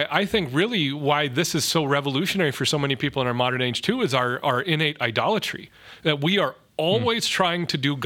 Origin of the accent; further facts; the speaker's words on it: North Dakota, United States; now in Minneapolis, United States; the better middle of nowhere, North Dakota, back to my home country of Mackville or, you know, Reynolds or places like that.